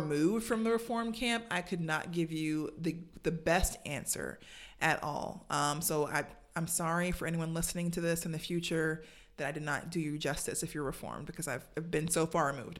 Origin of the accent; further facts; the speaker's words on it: Savannah, Georgia, United States; I grew up in Savannah, Georgia